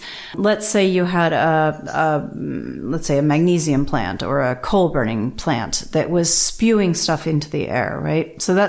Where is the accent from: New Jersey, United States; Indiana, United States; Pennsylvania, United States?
New Jersey, United States; So I grew up in New Jersey, and we are well known for our Superfund sites.